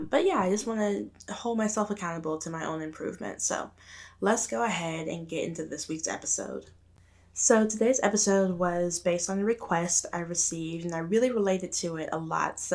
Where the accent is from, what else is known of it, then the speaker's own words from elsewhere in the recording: Arkansas, United States; moved away; growing up in Arkansas and like out in the country